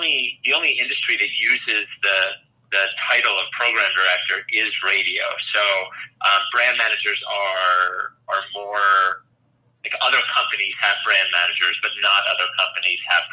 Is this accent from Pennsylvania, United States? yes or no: yes; Glen Mills, Pennsylvania, United States; also born or lived in Wallingford, Pennsylvania / Chicago; I grew up in Delaware County. I lived in Wallingford until second grade, and then we moved to Glen Mills